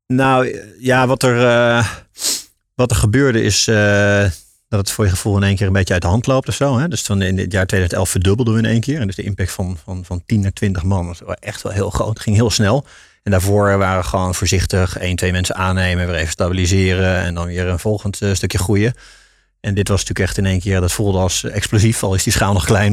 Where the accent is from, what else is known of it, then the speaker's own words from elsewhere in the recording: Tiel, Gelderland, Netherlands; moved away as an adult; also born or lived in Rotterdam; geboren in Tiel, daar kan ik ook niks aan doen. Eh, in de Betuwe dus, daar opgegroeid.